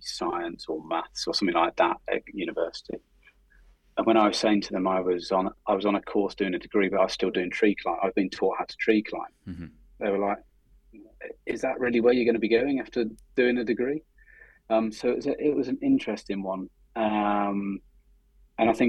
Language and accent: English; Oxford, South East England, United Kingdom; moved away; I was born in Oxford, and actually it was quite nice going back to the city kind of where I was born